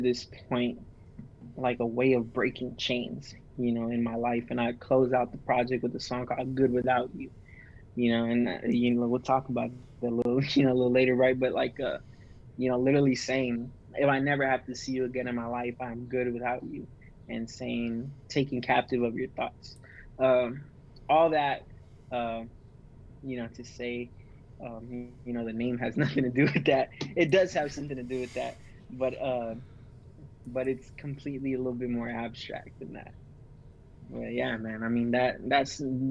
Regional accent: McAllen, Texas, United States; I'm from McAllen, Texas, border town, Mexico, right on the tip of Texas

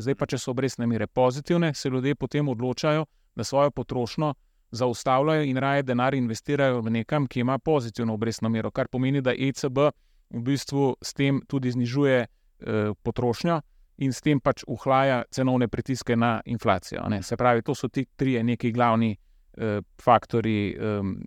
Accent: Slovenia; Slovenci smo

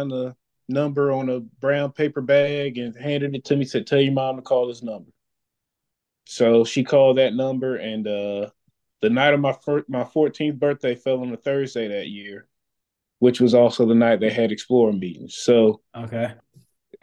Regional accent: Philadelphia, Pennsylvania, United States; now in Atlanta, United States; I grew up in West Philadelphia

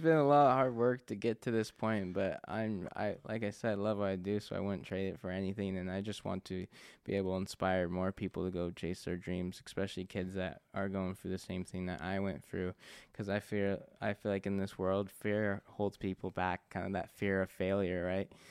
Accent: Spokane, Washington, United States; I was born here in Spokane, so, um, you know, I love Spokane

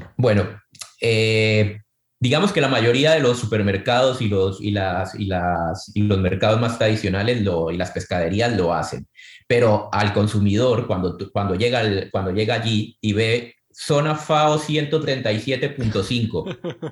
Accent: Santa Marta and Cartagena, Caribbean Region, Colombia; moved away; yo crecí en el Caribe, crecí entre Santa Marta y Cartagena, dos ciudades de Colombia

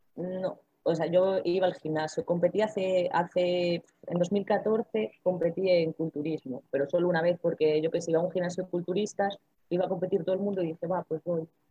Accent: Ferrol, Galicia, Spain; como soy de aquí de Ferrol

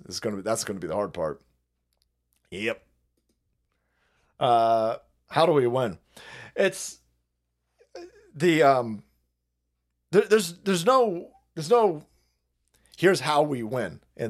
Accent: Tempe, Arizona, United States; second largest river in the home state of Arizona, is the Salt River, which flows through my hometown of Tempe, home of the Sun Devils.

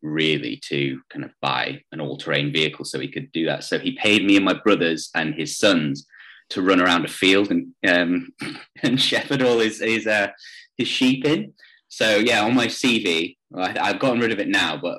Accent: Lancashire, North West England, United Kingdom; moved away as an adult; also born or lived in New Zealand; I grew up in Lancashire in the Northwest.

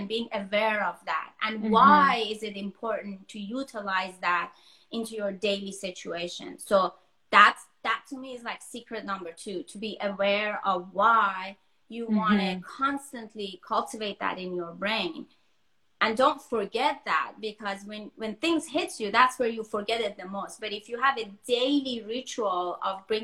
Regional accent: Denmark; moved away as an adult; also born or lived in Iran; now in Los Angeles, United States; I was born in Iran, but I was raised in Denmark. And most of my adult, like, I was in my early 20s when I moved to US.

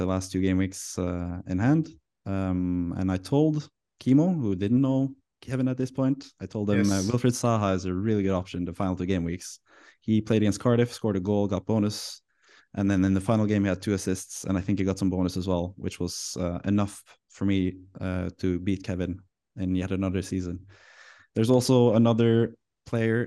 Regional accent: Norway; I come from Norway

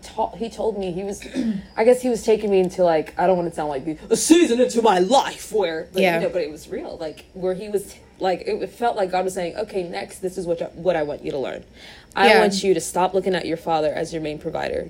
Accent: United States; we grew up in America

